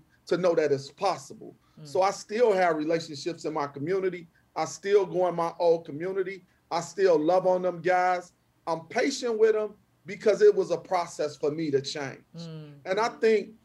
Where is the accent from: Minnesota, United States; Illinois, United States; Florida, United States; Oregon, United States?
Illinois, United States; Chicago; I'm from the Austin community, which is numerically the most violent community in Chicago